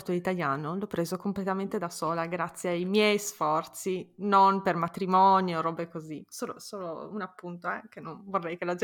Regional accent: Italy; Io quando ero ragazzina, crescendo in Italia, pensavo se solo fossi italiana, se solo fossi nata in Italia, sarei la persona più felice del mondo.

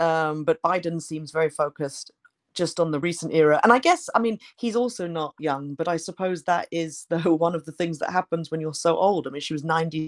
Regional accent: United States; I grew up in the United States. I mean, I went to high school there

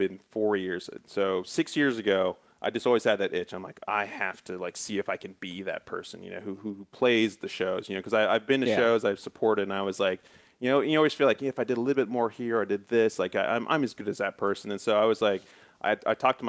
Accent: Athens, Ohio, United States; I was born and raised in Athens.

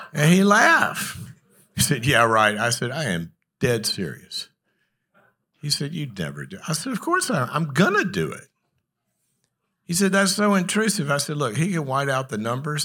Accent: the South, United States; moved away; also born or lived in Los Angeles; I'm from the South

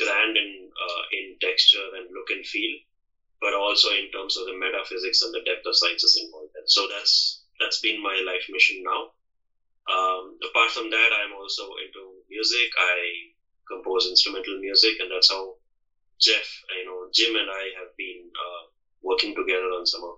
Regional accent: Bangalore, Karnataka, India; I hail from Bangalore, which is in the southern area of India

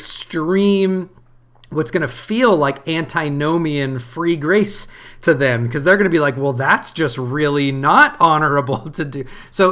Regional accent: United States; I'm thoroughly American

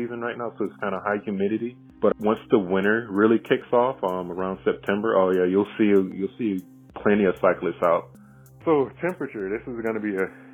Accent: Montgomery, Alabama, United States; moved away as an adult; now in Okinawa, Japan; my hometown of Montgomery, Alabama

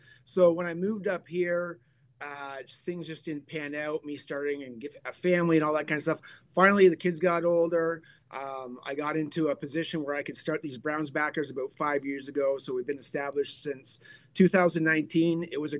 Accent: Chatham, Ontario, Canada; now in Ottawa, Canada; originally I'm from Chatham, Ontario, and I moved here 29 years ago. So I'm literally right across the lake from Cleveland growing up till I was about 19.

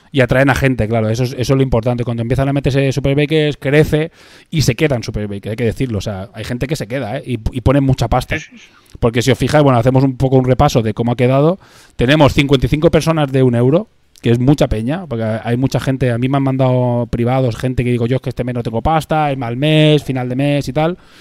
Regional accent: Spain; somos españoles y crecemos desde España

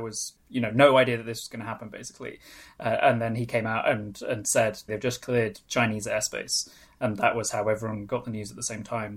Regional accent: Anglesey, North Wales, United Kingdom; first language Welsh; English is a second language; moved away; I'm actually from the UK. I grew up in Ynysmon in North Wales

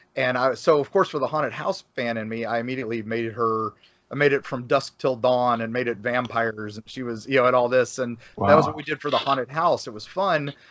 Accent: Florida, United States; we're creative types here in Florida

